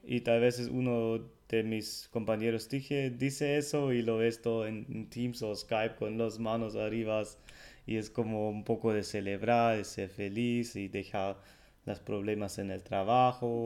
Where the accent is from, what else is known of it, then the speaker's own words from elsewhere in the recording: Germany; Spanish is a second language; el alemán